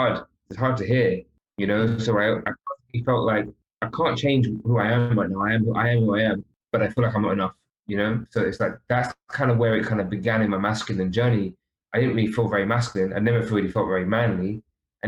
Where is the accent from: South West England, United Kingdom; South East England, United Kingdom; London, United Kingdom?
London, United Kingdom; I was brought up in London. I'm not brought up back home.